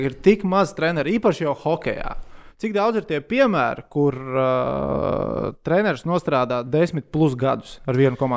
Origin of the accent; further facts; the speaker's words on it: Latvia; jā, es esmu no Latvijas. Es fanoju par Latvijas hokeja izlasi.